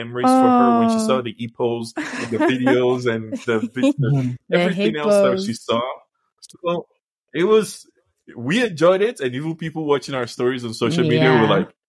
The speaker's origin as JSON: {"language": "English", "country": "Nigeria", "tie": "born or raised there", "moved": "yes", "lives_now": "Canada", "said": "I was born in Nigeria, and I grew up in Nigeria before coming to Canada"}